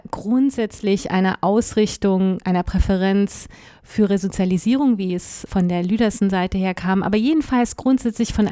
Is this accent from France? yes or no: yes; France; Ich war als, als Französin eigentlich für die französische Abteilung der deutschen Division vorgesehen